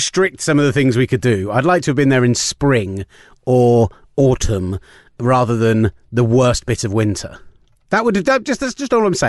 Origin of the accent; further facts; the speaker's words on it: Reading, South East England, United Kingdom; accent: Reading; my stupid Redden accent.